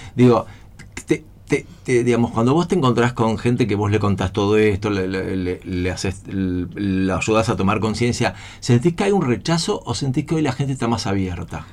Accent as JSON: {"language": "Spanish", "region": "Buenos Aires", "country": "Argentina", "tie": "born or raised there", "lives_now": "San Isidro, Argentina", "said": "yo nací en San Isidro, todavía de San Isidro, y este, a los dos o tres años eh, con mi viejo nos fuimos a vivir a Belgrano"}